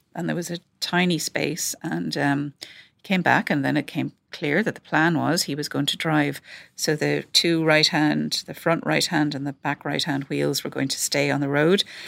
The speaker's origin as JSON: {"language": "English", "country": "Ireland", "also_born_or_lived": "London", "accent": "Irish", "moved": "as an adult", "said": "from my accent that I'm Irish."}